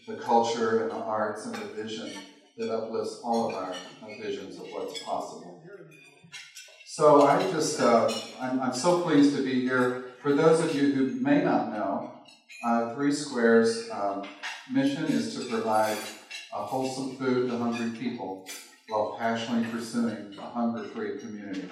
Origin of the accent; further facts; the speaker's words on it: Arkansas, United States; now in Las Vegas, United States; you can tell I'm from the South, Arkansas